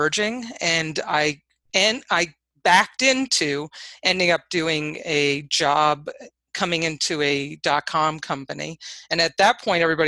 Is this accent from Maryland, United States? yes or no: no; Hudson Valley, New York, United States; So I grew up in the Hudson Valley, actually not far from where I currently reside.